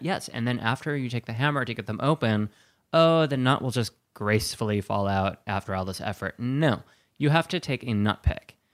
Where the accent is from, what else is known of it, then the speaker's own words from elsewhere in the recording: Wisconsin, United States; I grew up in Wisconsin